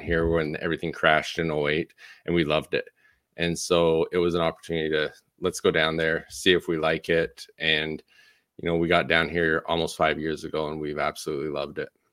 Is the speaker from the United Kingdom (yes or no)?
no; Canada; moved away as an adult; also born or lived in Utah; now in Arizona, United States; born and raised in Canada